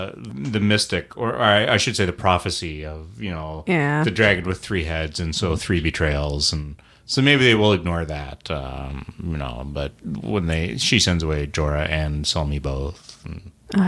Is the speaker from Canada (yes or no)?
yes; Canada